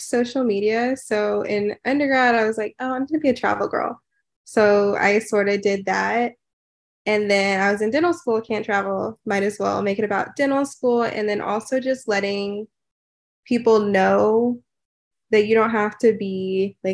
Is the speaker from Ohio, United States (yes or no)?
no; Houston, Texas, United States; moved away as an adult; I moved back to Houston. So I'm from Houston.